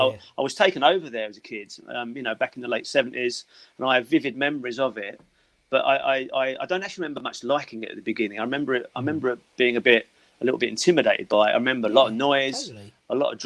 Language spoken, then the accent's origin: English; Upney, London, United Kingdom; born there; Basically, I was born in Upney Hospital.